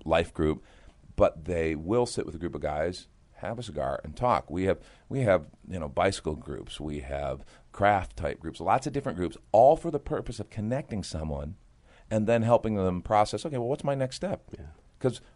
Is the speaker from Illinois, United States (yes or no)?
yes; just outside of Chicago, Illinois, United States; now in San Antonio, United States; I grew up actually just outside of Chicago, Illinois